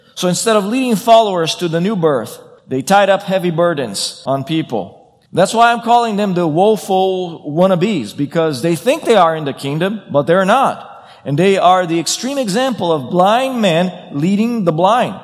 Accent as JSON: {"language": "English", "country": "Brazil", "moved": "yes", "said": "I come from Brazil."}